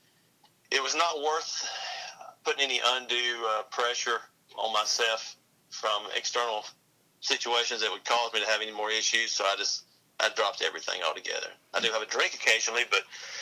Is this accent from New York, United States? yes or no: no; Gadsden, Alabama, United States; moved away as an adult; also born or lived in North Carolina; Originally born and raised in Alabama